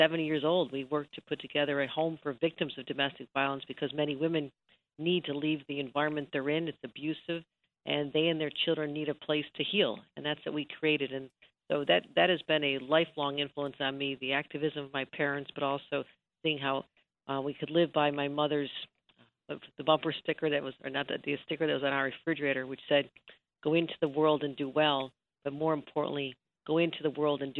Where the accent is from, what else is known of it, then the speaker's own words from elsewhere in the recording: Buffalo, New York, United States; as a young girl growing up in Buffalo